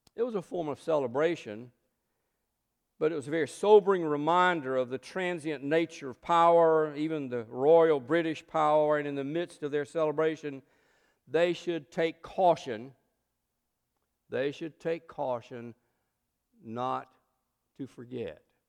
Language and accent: English; South Georgia, United States; growing up in South Georgia